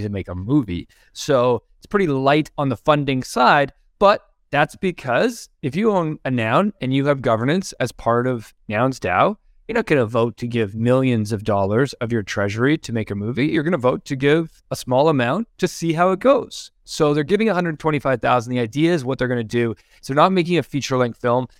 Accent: Canada; like how being Canadian, we always get called American.

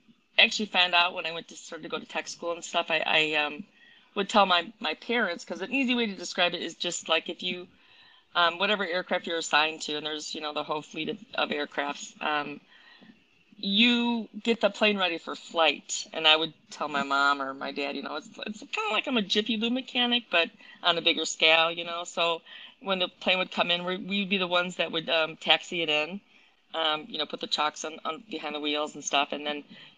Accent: Wheaton, Illinois, United States; I grew up in Wheaton

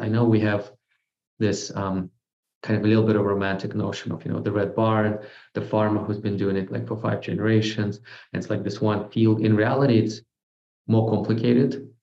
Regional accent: Moscow, Russia; moved away; born and raised in Russia, grew up in Moscow

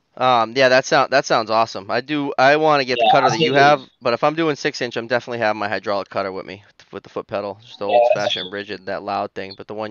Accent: Massachusetts, United States; accent: Massachusetts; I don't necessarily have a Boston accent. I got a Massachusetts accent.

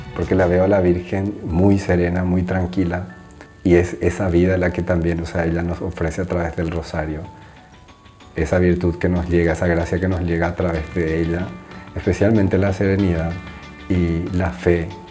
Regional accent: Paraguay; moved away as an adult; now in Rome, Italy; soy paraguayo, tengo 33 años, actualmente vivo en Roma

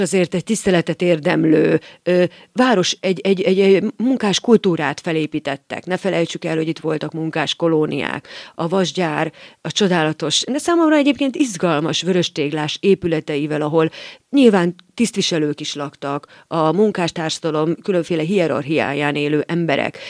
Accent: Miskolc, Borsod-Abaúj-Zemplén, Hungary; én Miskolcon születtem

